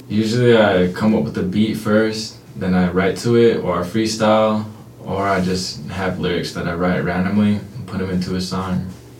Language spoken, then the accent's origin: English; Warm Springs, Oregon, United States